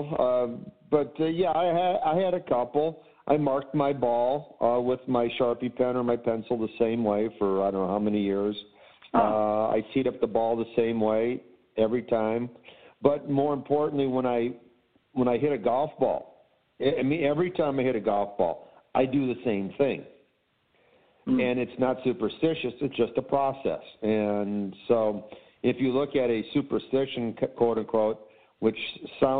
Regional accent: Chicago, Illinois, United States; Cubs fan growing up in Chicago.

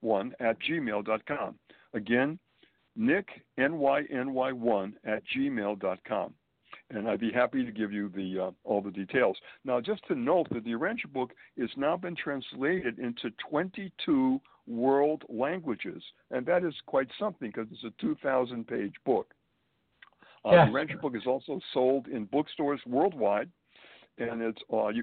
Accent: Springfield, Massachusetts, United States; moved away as an adult; also born or lived in Boston, Massachusetts / Manhattan, New York; now in New York City, United States; I was born and raised in New England, Springfield, Massachusetts, to be exact

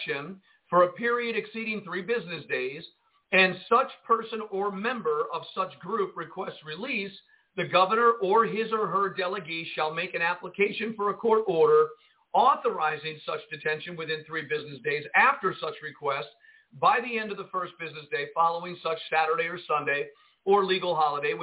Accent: Jersey City, New Jersey, United States; I grew up in Jersey City, New Jersey

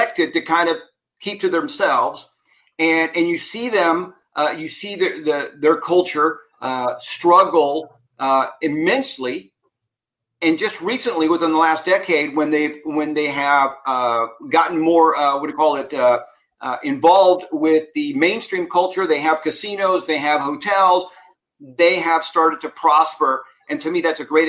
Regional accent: United States; my experience here growing up in America

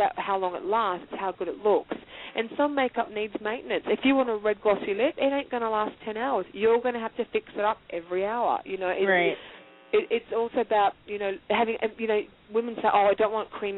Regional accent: Australia; being Australian

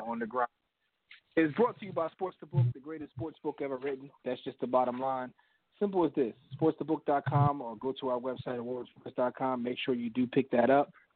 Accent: Philadelphia, Pennsylvania, United States; I came from Philly

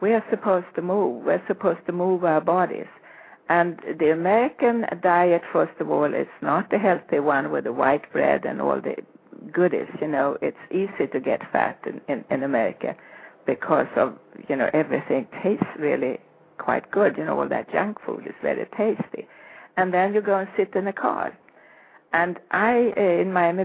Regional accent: Sweden; I grew up in Sweden

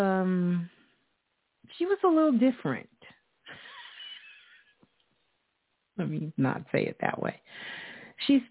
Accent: New York City, New York, United States; my hometown, Brooklyn

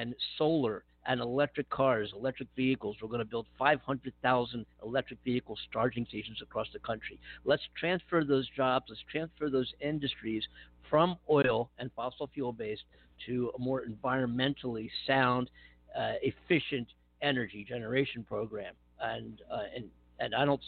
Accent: Philadelphia, Pennsylvania, United States; I'm not from Western. I'm from the Philadelphia area, which is Eastern.

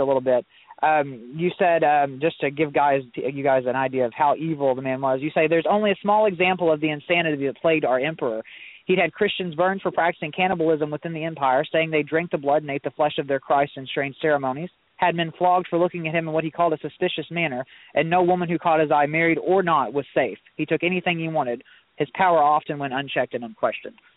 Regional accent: Southeast Missouri, United States; I was born and raised in Southeast Missouri

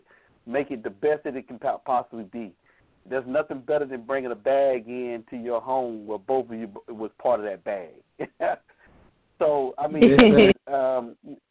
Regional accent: Atlanta, Georgia, United States; Being here from Atlanta, born and raised in Atlanta

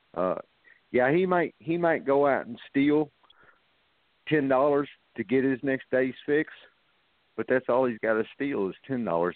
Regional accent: North Little Rock, Arkansas, United States; I was raised up in Lakewood, North Little Rock

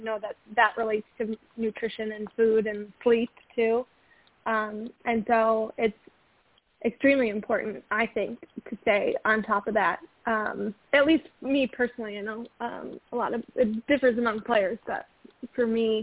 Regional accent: Osceola, Wisconsin, United States; my hometown of Osceola

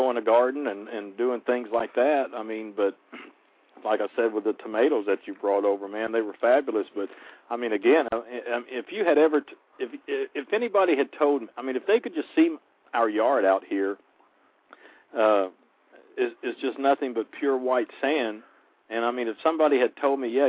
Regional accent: western Oklahoma, United States; also born or lived in Arkansas; now in Citrus County, Florida, United States; I'm from Oklahoma, born in Arkansas, raised in Oklahoma

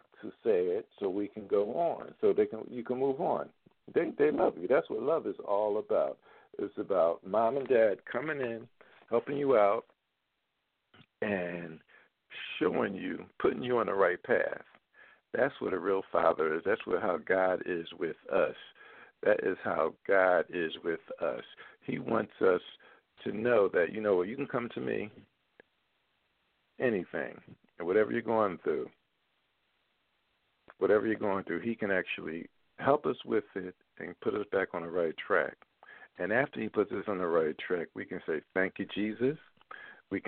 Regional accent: Philadelphia, Pennsylvania, United States; my hometown buddy from Philadelphia

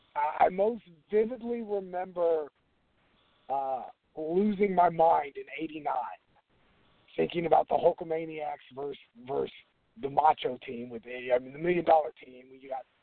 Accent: California, United States; Growing up in California, it was a WWF territory.

